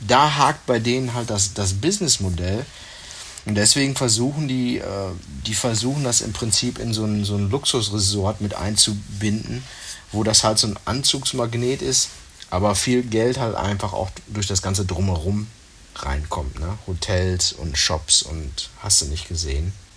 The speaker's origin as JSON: {"language": "German", "region": "North Rhine-Westphalia", "country": "Germany", "said": "bei uns in Nordrhein-Westfalen"}